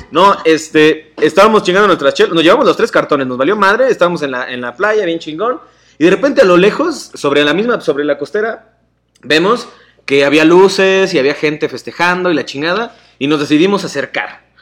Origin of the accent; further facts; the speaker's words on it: Nezahualcóyotl, State of Mexico, Mexico; soy de Nezahualcóyotl